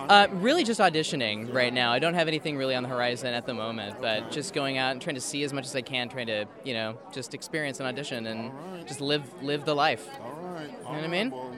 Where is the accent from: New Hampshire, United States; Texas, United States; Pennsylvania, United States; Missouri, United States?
Missouri, United States; Kansas City; moved away as an adult; also born or lived in Connecticut; I'm from originally from Kansas City, Missouri